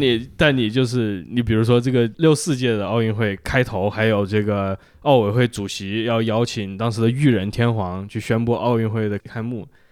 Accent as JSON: {"language": "Chinese", "country": "China", "said": "作为中国人是个很熟悉的段落嘛"}